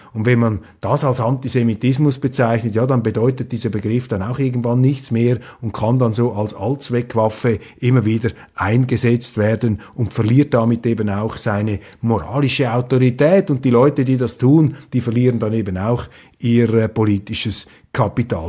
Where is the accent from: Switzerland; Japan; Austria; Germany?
Switzerland; ich bin ein Schweizer